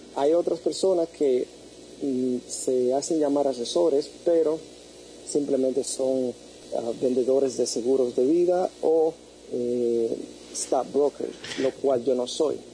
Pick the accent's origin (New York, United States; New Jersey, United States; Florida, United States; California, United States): New York, United States; now in San Francisco, United States; yo soy originalmente de New York